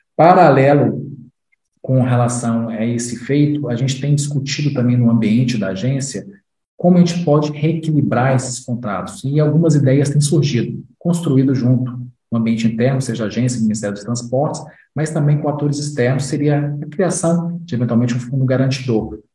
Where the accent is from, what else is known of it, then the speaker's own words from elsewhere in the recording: Minas Gerais, Brazil; minha conterrânea de Minas Gerais